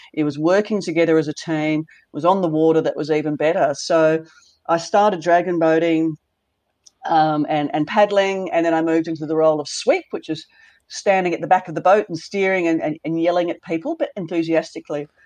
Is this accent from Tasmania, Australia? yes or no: yes; Launceston, Tasmania, Australia; moved away; also born or lived in Western Australia; growing up in Tasmania was fantastic. I was in Launceston up north